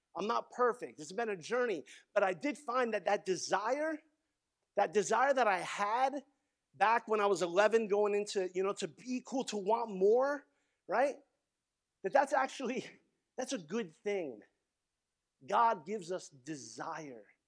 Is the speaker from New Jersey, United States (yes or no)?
yes; Garfield, New Jersey, United States; I grew up in Garfield, New Jersey